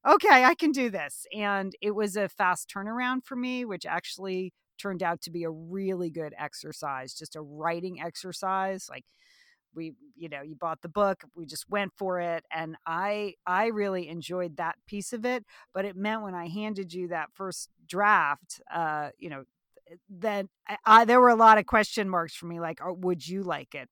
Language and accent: English; Southport, Connecticut, United States; I grew up in Southport, Connecticut, where the book is set